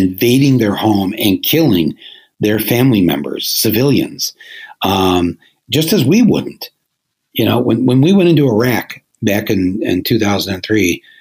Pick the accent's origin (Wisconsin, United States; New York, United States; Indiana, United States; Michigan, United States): Michigan, United States; also born or lived in Flint; being from Michigan